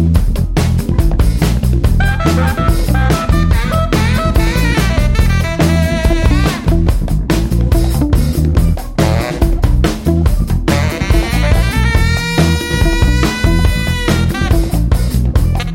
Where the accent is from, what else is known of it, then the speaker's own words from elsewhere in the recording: Atlanta, Georgia, United States; we're from Atlanta